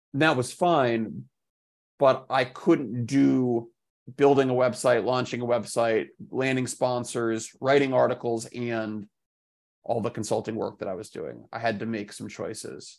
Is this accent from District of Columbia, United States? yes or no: yes; Washington, District of Columbia, United States; moved away as an adult; now in New York City, United States; I grew up in Washington, D C